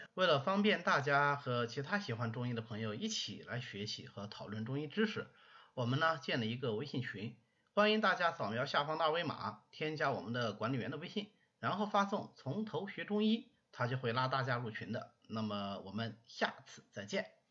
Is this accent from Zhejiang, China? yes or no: yes; Hangzhou, Zhejiang, China; 所以我们杭州这地方吃辣的就比较少